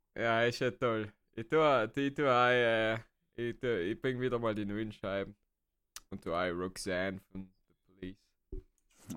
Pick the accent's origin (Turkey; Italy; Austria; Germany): Italy; South Tyrol, Trentino-Alto Adige; als Südtiroler oder generell als Deutschsprachiger